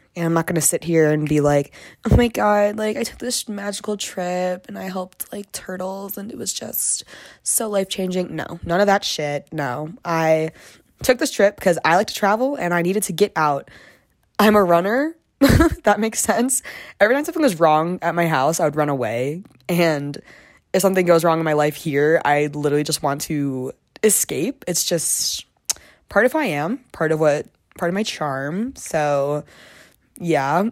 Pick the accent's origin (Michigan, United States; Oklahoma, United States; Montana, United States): Michigan, United States; moved away as an adult; now in Boulder, United States; I'm from Michigan, and I ended up coming to Boulder too